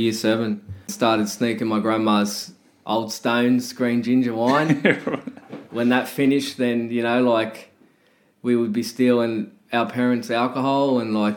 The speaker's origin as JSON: {"language": "English", "town": "Sydney", "region": "New South Wales", "country": "Australia", "tie": "born or raised there", "said": "I grew up in Western Sydney, was there till I was 14"}